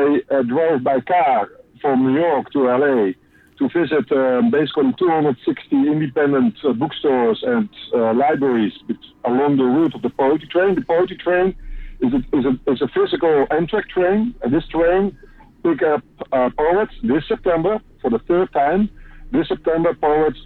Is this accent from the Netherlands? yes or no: yes; Netherlands; I'm from the Netherlands